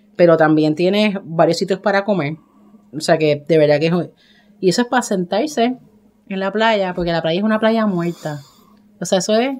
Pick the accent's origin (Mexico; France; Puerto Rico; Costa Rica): Puerto Rico; nosotros como los puertorriqueños estamos en todas